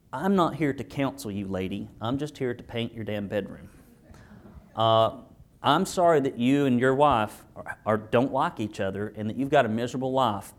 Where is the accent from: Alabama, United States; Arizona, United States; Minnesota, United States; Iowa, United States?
Alabama, United States; Arab; I grew up in Arab, Alabama